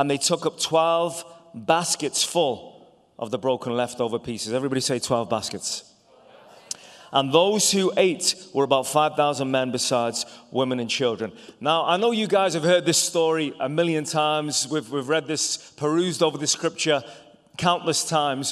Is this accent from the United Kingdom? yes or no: yes; England, United Kingdom; also born or lived in Ireland; now in United States; I was born in England, but my family are all from Ireland